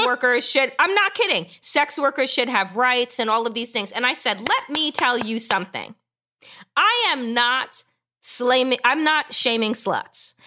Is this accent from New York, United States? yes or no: yes; Long Island, New York, United States; I grew up out east on Long Island